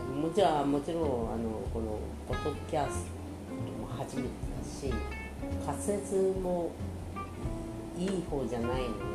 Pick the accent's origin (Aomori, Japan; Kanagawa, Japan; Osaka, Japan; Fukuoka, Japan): Aomori, Japan; now in Saitama, Japan; 青森生まれの、えー、現在埼玉県人です